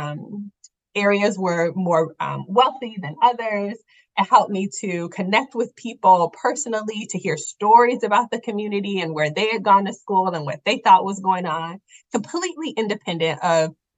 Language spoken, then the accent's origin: English; Midwest, United States; moved away as an adult; now in Charlotte, United States; I am a Northerner. I am from the Midwest.